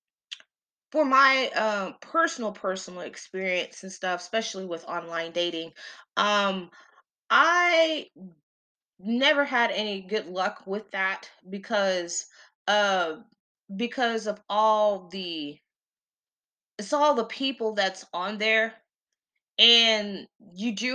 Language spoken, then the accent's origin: English; the South, United States; I'm from the South, because we still had our big mamas